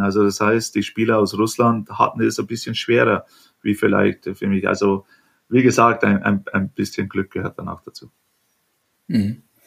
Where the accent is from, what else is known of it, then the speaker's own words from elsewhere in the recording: Germany; moved away; letztendlich bin ich Deutscher und Deutschland wird immer mein Zuhause bleiben